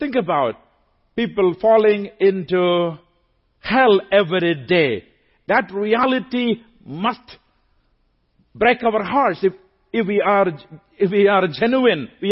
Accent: India; since I'm from India

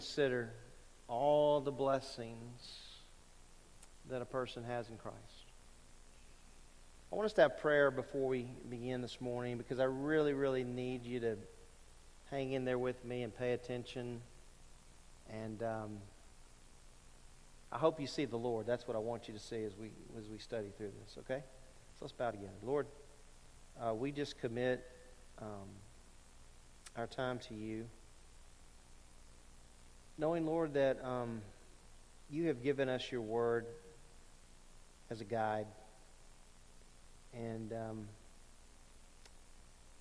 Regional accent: Lake Charles, Louisiana, United States; I grew up in Southwest Louisiana

